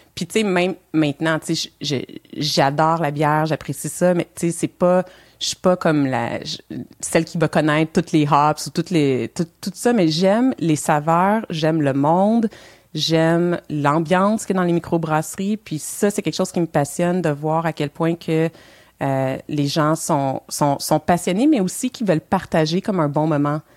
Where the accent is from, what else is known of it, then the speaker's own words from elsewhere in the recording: Montreal, Quebec, Canada; moved away as an adult; now in Elmer; Je suis née à Montréal.